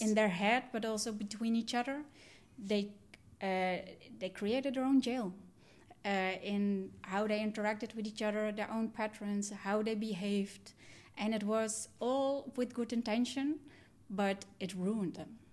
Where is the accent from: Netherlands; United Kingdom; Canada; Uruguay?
Netherlands; also born or lived in Sri Lanka; I'm adopted from Sri Lanka. I was three years old when I came to the Netherlands. And I grew up in a Dutch family